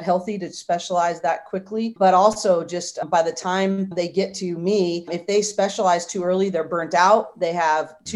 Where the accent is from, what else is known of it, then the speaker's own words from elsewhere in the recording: Bay Area, California, United States; I grew up in the Bay Area